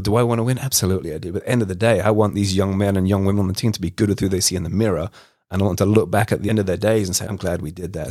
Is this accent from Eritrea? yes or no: no; London, United Kingdom; moved away; I grew up in West London in the mid nineties